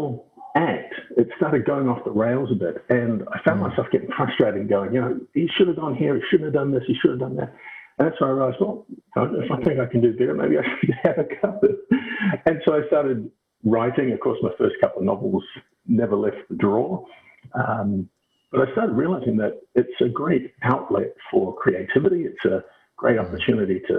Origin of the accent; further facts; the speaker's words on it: Auckland, New Zealand; also born or lived in United States / United Kingdom / Scotland; now in Brisbane, Australia; I was born and raised in Auckland, New Zealand, now living in Brisbane, Australia.